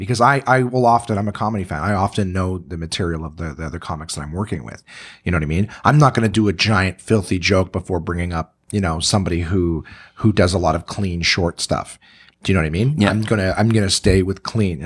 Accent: Canada; I'm a Canadian entertainer

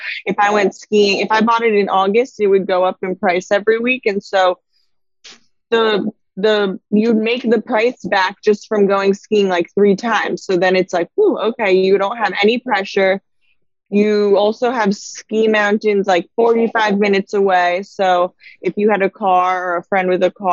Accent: United States; moved away as an adult; also born or lived in Connecticut, United States / New York, United States / Boulder, Colorado, United States; I grew up in Connecticut in New York

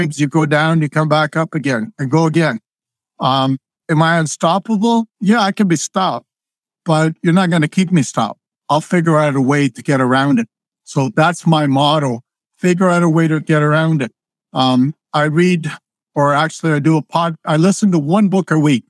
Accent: Croatia; also born or lived in Zagreb, Croatia; now in Canada; I was born in Croatia. I grew up on a dirt floor

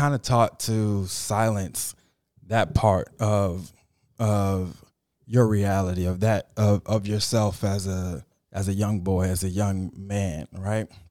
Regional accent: Miami, Florida, United States; I'm from Miami

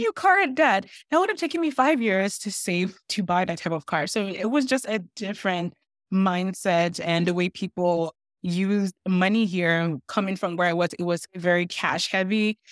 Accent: Nigeria; now in Canada; I'm Nigerian

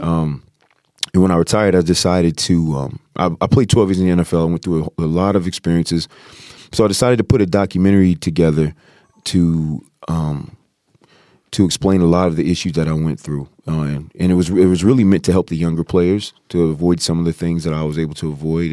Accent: Virginia, United States; moved away as an adult; now in Los Angeles, United States; I'm an East Coast guy, I'm from Virginia

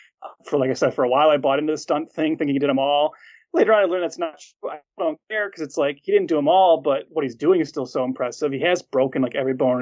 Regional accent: Detroit, Michigan, United States; I grew up in the Metro Detroit area, and we had a local station here

